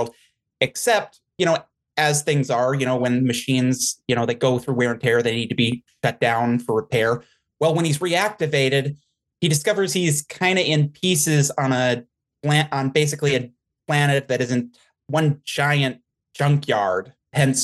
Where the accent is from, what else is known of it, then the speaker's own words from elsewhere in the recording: the Midwest, South Dakota, United States; I'm from the Midwest, South Dakota area